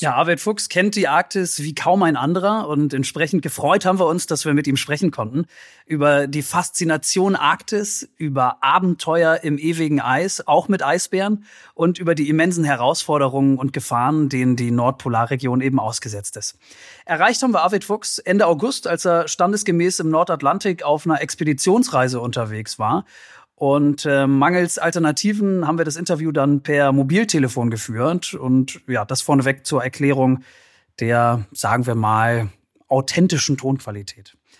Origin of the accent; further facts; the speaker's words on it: Northern Germany, Germany; als Norddeutscher